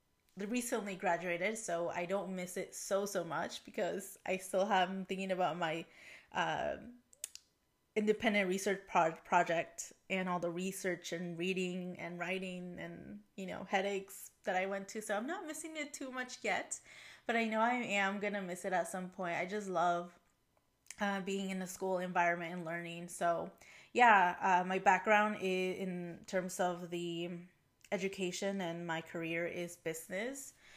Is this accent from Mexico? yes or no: yes; Mexico; born there; English is a second language; Yeah, so I was born in Mexico, and ever since I was young, my family and I traveled to Mexico frequently, at minimum once per year.